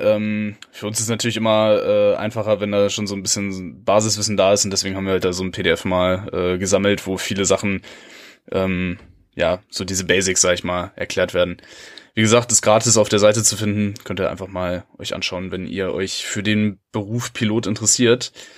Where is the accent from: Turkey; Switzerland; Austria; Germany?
Germany; als Deutscher